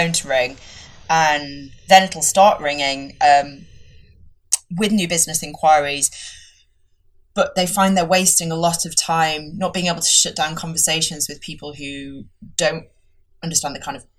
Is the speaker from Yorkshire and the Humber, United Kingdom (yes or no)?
yes; Yorkshire and the Humber, United Kingdom; accent: Yorkshire; my Yorkshire accent comes out